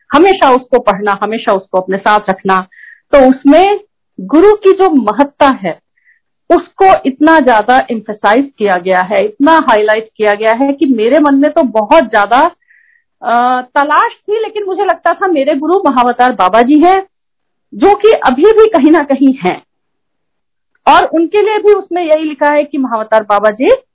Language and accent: Hindi; Prayagraj, Uttar Pradesh, India; moved away as an adult; also born or lived in United Kingdom / Gurgaon; मैं प्रयाग से हूँ